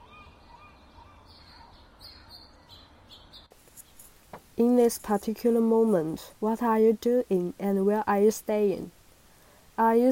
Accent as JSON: {"language": "English", "country": "China", "moved": "yes", "lives_now": "Vancouver, Canada", "said": "I'm from China. Now I'm studying in Vancouver"}